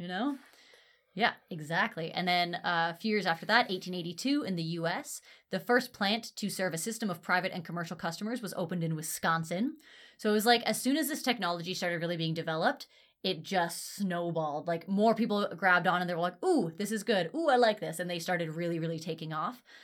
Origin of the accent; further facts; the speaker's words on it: Ontario, Canada; I grew up in Ontario